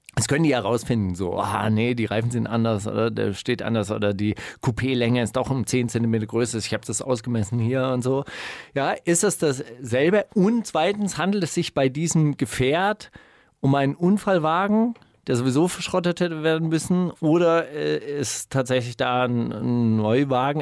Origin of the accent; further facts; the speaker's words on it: West Germany, Germany; ich komme ja aus der Bundesrepublik Deutschland.